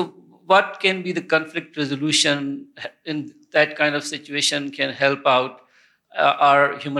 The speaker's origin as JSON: {"language": "English", "country": "Pakistan", "said": "I'm from Pakistan."}